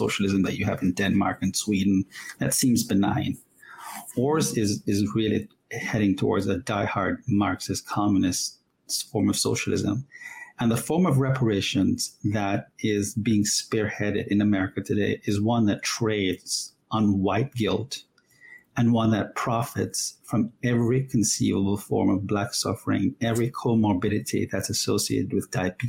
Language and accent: English; Jamaica; moved away as an adult; now in United States; I'm a legal immigrant, came from Jamaica at the age of 20, and then subsequently became an American citizen about 20 years ago, and fell in love with this great country as a child growing up in Jamaica